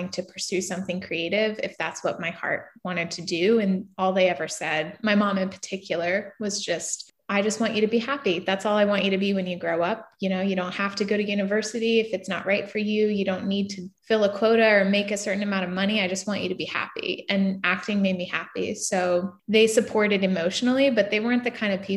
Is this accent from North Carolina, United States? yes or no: yes; New Bern, North Carolina, United States; moved away as an adult; also born or lived in Los Angeles; now in Wilmington, United States; I grew up in Eastern North Carolina in a little small town called New Bern